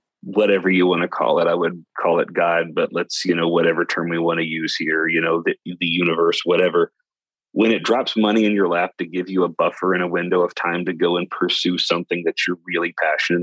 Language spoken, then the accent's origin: English; West Kentucky, United States; accent: Southern drawl; moved away; I'm from West Kentucky originally